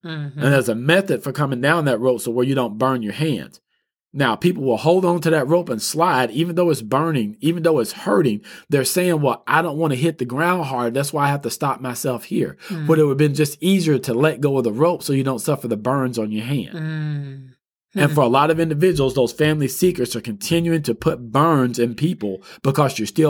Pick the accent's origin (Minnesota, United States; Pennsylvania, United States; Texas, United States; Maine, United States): Texas, United States; When I was a child, I grew up in East Texas. I stayed in the woods.